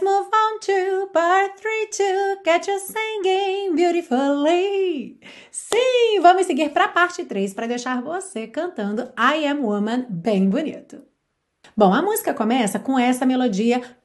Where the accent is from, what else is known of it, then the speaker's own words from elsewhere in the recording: Brazil; nós brasileiros